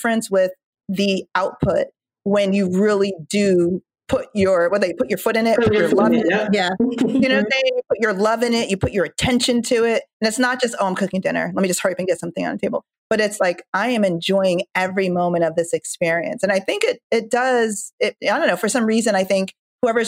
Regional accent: Jamaica; moved away; I'm from Jamaica and I haven't cooked like authentic Jamaican an authentic Jamaican dinner in, I don't know, weeks

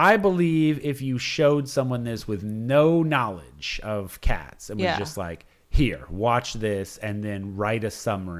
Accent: Chicago, Illinois, United States; I'm a Chicagoan.

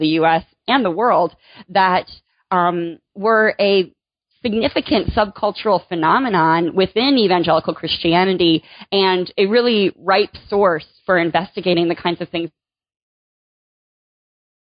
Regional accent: Michigan, United States; moved away as an adult; also born or lived in North Carolina; now in Virginia, United States; I grew up in Michigan

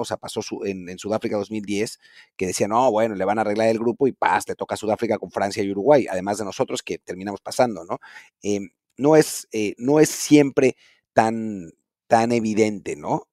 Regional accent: Mexico

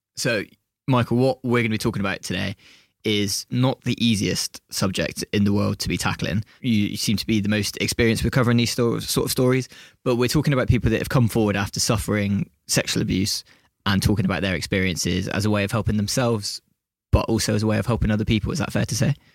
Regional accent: Bristol, South West England, United Kingdom; When you're from Bristol and you're working in Bristol

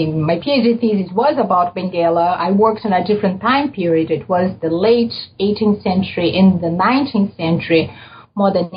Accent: Rio de Janeiro, Brazil; moved away; born in Brazil, in Rio, in Brazil. I grew up in Brazil, and I did my undergraduate studies also in Rio

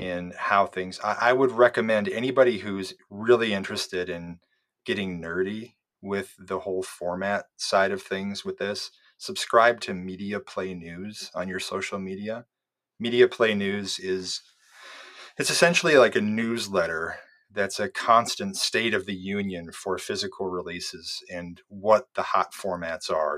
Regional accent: Iowa, United States; I grew up in Iowa

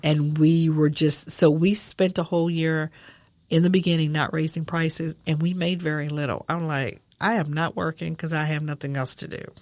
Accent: San Antonio, Texas, United States; I'm from San Antonio, Texas, born and raised

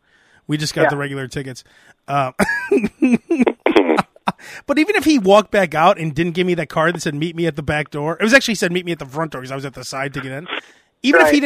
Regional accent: Chicago, Illinois, United States; I haven't said I'm from Chicago

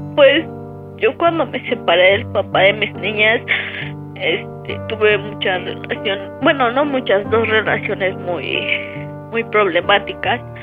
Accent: State of Mexico, Mexico; moved away as an adult; now in Puebla, Mexico; yo soy del Estado de México

